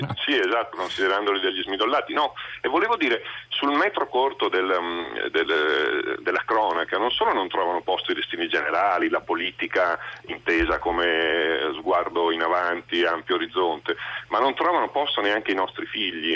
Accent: Venice, Veneto, Italy; io sono cresciuto a Venezia negli anni 70 e 80

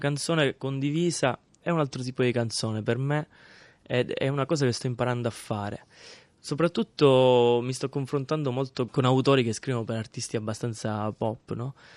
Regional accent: Misilmeri, Sicily, Italy; moved away; mio paese, che è in provincia di Palermo

